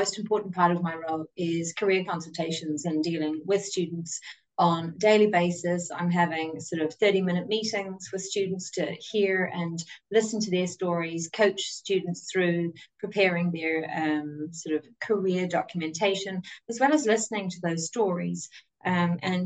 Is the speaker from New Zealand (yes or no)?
yes; New Zealand; moved away as an adult; also born or lived in Dublin, Ireland; now in Ireland; I'm obviously from New Zealand. You can tell by my accent there.